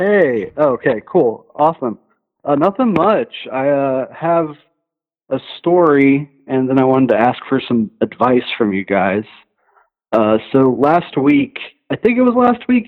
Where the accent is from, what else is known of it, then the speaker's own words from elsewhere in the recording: Cincinnati, Ohio, United States; I'm from Cincinnati